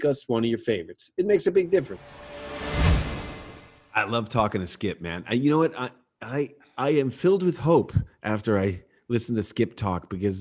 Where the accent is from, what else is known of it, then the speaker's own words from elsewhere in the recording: near New Haven, Connecticut, United States; I grew up right near New Haven too